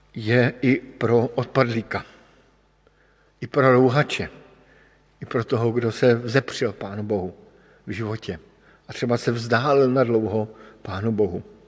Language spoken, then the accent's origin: Czech; Bohemia, Czechia; protože pocházím z Čech